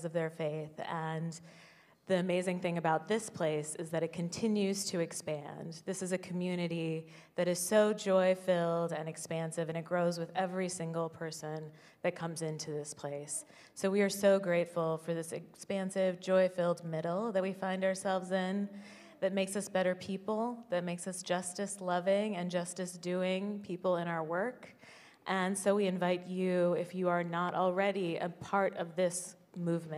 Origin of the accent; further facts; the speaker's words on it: Midwest, United States; also born or lived in Indiana; now in New York, United States; I grew up in the Midwest